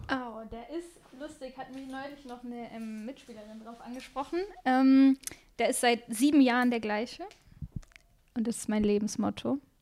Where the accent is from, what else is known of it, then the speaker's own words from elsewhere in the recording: Bremen, Germany; moved away as an adult; also born or lived in Freiburg / Essen; now in Cologne, Germany; in meiner Heimatstadt in Bremen